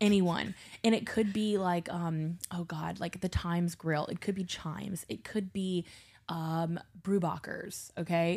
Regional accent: Baton Rouge, Louisiana, United States; now in New Orleans, United States; I grew up in Baton Rouge

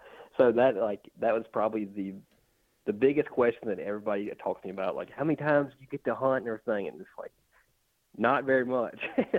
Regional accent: West Point, Mississippi, United States; I'm actually from my hometown in West Point.

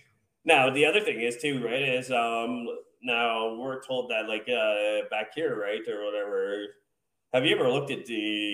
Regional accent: United States

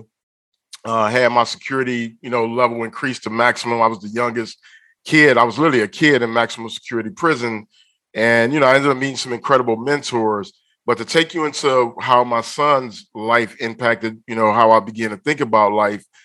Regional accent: Detroit, Michigan, United States; moved away as an adult; now in Los Angeles, United States; I'm definitely from Detroit. I live in LA, though. I've been in LA now about 6 years. But Detroit is where my heart will always be at, for sure.

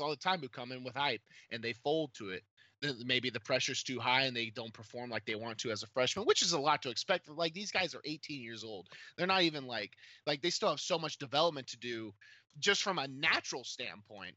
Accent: Clarksville, Tennessee, United States; I came from Clarksville, which was not a football hotbed at all.

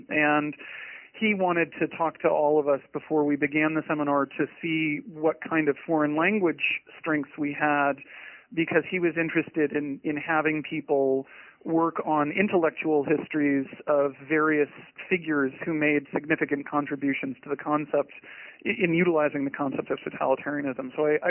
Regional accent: Portland, Maine, United States; Well, I grew up just outside of Portland, Maine, which is a gorgeous place to live

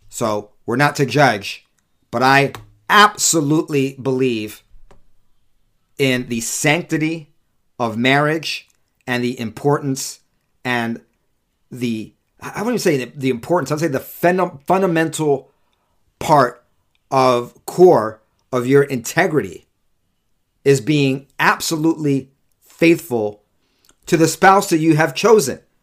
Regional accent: California, United States; also born or lived in New York; now in Utah, United States; California is my home state. New York's my birth state

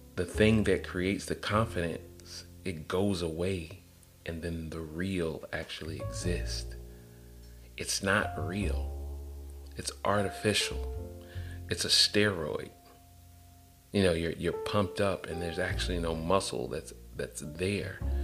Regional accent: Atlanta, Georgia, United States; I'm from Atlanta

